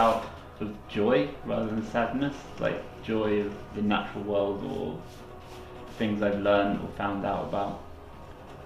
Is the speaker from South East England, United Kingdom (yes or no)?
yes; Brighton, South East England, United Kingdom; I'm from Brighton and I've grown up around the elms